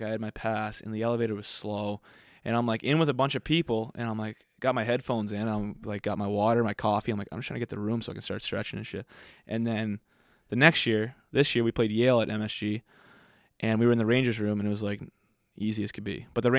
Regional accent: Sackville, Nova Scotia, Canada; They all love that I'm from Sackville, like Nova Scotia.

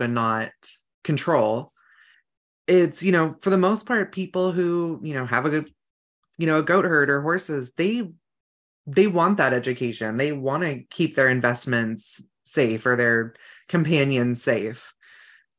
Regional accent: Northern California, United States; now in North Idaho, United States; I grew up in Northern California where there was a lot of weed growers back before it was legal

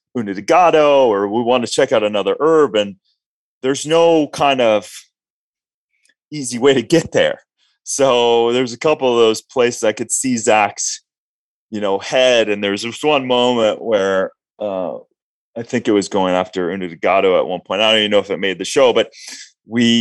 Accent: Minnesota, United States; both sides of my family I'm Norwegian, and I grew up in Minnesota

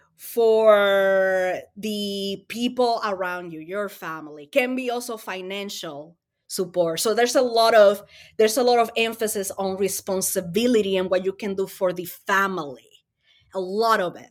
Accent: Dominican Republic; English is a second language; also born or lived in Springfield, Massachusetts; now in United States; I am an immigrant from the Dominican Republic. I moved to the U S fifteen years ago. Um, I didn't know English

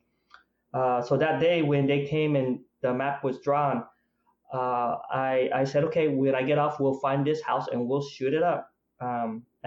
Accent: Provo, Utah, United States; also born or lived in Vietnam; I grew up in Provo, Utah. That's where we came to the United States after we lost our country from the Vietnam War

